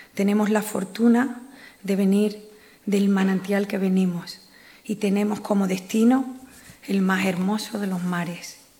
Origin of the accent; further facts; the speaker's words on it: San Fernando, Andalusia, Spain; orgulloso como isleña, como gaditana, como andaluce, como flamenca